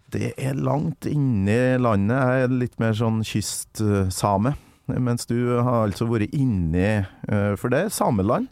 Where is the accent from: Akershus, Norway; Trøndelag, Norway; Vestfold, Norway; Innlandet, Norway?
Trøndelag, Norway; Kolvereid; Kolvereid, der jeg kommer fra.